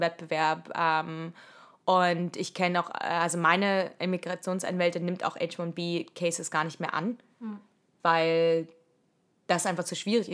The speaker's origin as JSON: {"language": "German", "country": "Germany", "moved": "as an adult", "lives_now": "United States", "said": "die wir alles als Deutsche so machen"}